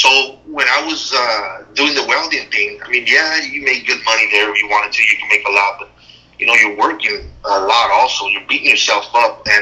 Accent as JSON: {"language": "English", "area": "Imperial Valley", "region": "California", "country": "United States", "tie": "born or raised there", "said": "we're native here from the Imperial Valley"}